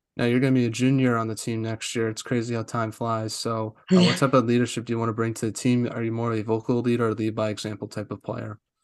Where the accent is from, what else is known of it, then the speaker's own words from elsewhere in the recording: East Coast, United States; moved away; I'm from the East Coast